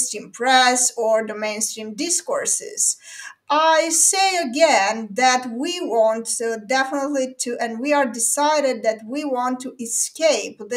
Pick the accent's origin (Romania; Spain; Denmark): Romania; I'm from Romania